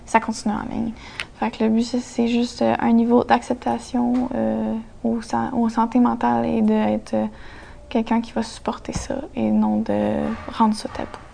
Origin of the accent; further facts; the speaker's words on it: Gatineau, Quebec, Canada; j'ai une artiste aussi, quinze ans. Euh, je viens de Gatineau